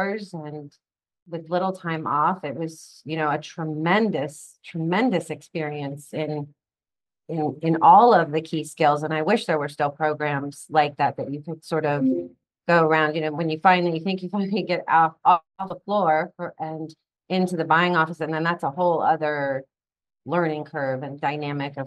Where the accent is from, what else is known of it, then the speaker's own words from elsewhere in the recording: London, United Kingdom; moved away as an adult; also born or lived in Mexico / Venezuela / Spain / Boston; now in Florida, United States; I was actually raised in London, England, or I was born in Mexico, lived in Venezuela, Spain, and then I was about four when we settled in London